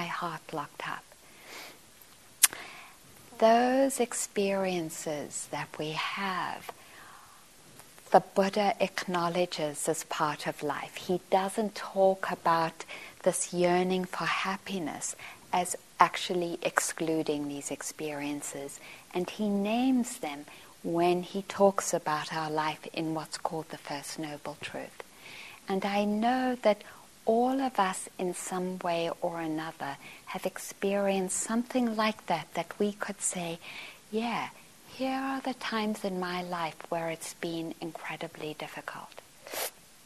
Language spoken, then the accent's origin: English; Johannesburg, Gauteng, South Africa; I grew up in Johannesburg